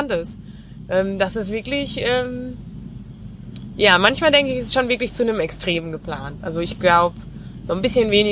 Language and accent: German; North Rhine-Westphalia, Germany; born there; Ähm, gebürtig aus dem Münsterland.